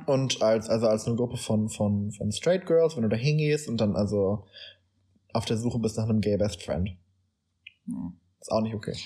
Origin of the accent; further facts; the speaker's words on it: Germany; wir als Deutsche